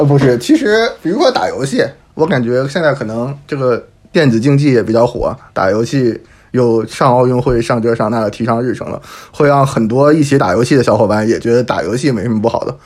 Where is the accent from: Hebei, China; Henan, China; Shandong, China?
Hebei, China; now in Paris, France; 我老家是河北的